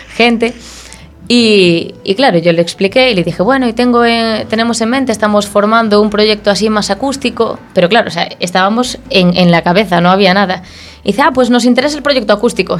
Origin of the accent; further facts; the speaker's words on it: Fene, Galicia, Spain; now in A Coruña, Spain; yo soy de Perlío